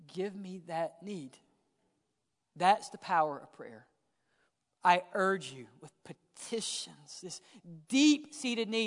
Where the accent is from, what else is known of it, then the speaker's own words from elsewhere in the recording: Mississippi, United States; I grew up in Mississippi